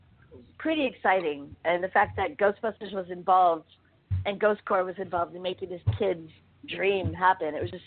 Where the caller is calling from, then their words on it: Los Angeles, California, United States; calling from L.A.